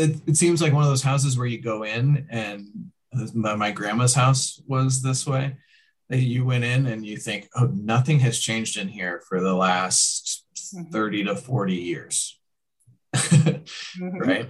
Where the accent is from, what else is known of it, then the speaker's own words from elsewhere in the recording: Iowa, United States; I didn't grow up in Des Moines, but I grew up in Iowa